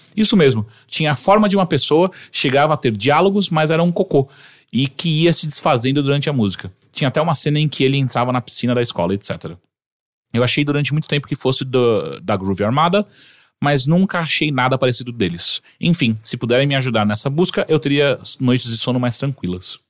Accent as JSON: {"language": "Portuguese", "town": "Atibaia", "region": "São Paulo", "country": "Brazil", "moved": "as an adult", "lives_now": "São Paulo, Brazil", "said": "eu voltava todo final de semana sem falta pra Atibaia"}